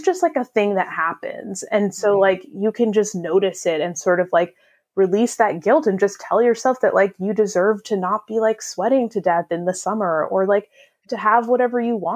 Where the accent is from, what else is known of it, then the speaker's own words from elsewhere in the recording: United States; I'm also an American